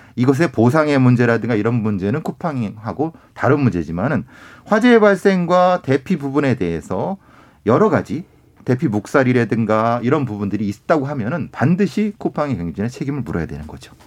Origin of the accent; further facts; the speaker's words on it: Icheon, Gyeonggi Province, South Korea; 제 고향이 경기도 이천이고요.